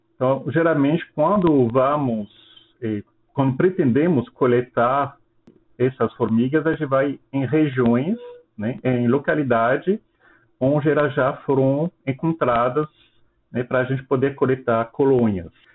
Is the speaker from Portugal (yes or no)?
no; France; Portuguese is a second language; moved away as an adult; now in Petrolina, Brazil; sou francês, eu me formei na França em ciências biológicas